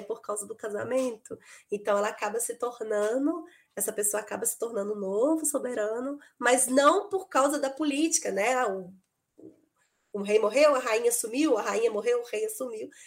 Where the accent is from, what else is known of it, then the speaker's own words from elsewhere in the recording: Belo Horizonte, Minas Gerais, Brazil; eu sou de Belo Horizonte